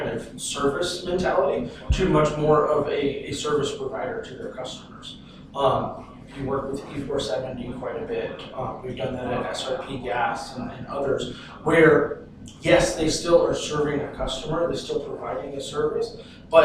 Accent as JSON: {"language": "English", "region": "Southern California", "country": "United States", "tie": "born or raised there", "moved": "as an adult", "lives_now": "Phoenix, United States", "said": "I'm originally from Southern California. Spent just about my entire life there. Recently moved to Phoenix"}